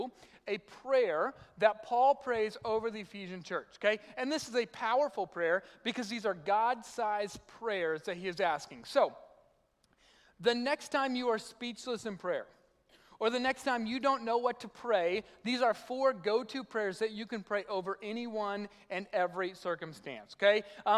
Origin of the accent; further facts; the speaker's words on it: South Arkansas, United States; moved away; I'm from South Arkansas